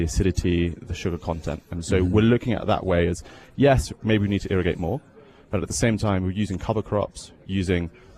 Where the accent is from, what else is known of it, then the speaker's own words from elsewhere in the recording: England, United Kingdom; moved away as an adult; also born or lived in Bordeaux, France; now in Canada; I am English